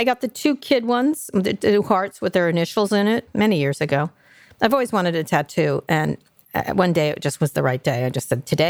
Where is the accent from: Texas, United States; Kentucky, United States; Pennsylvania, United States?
Pennsylvania, United States; Philadelphia; also born or lived in New York; New York. Philadelphia, Pennsylvania, stuff like that.